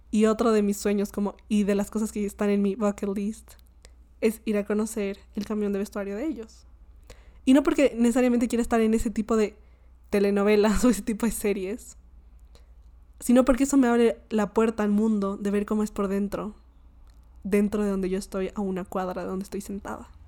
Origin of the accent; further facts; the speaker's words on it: Colombia; Y me dio mucha risa porque yo le dije como Ja, ja, ja, yo soy colombiana.